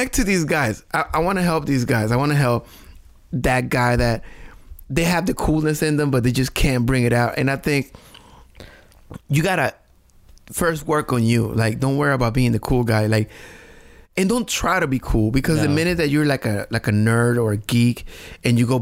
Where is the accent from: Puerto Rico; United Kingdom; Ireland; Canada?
Puerto Rico; English is a second language; moved away